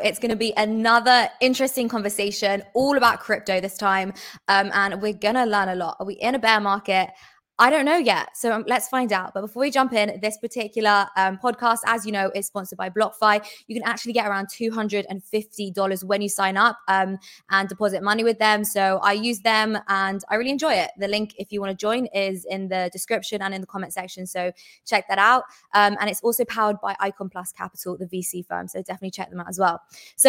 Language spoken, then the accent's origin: English; England, United Kingdom; I'm English.